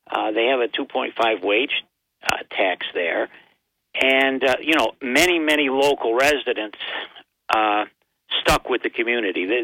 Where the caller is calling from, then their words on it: Binghamton, New York, United States; Well, it's … from Binghamton, Bob.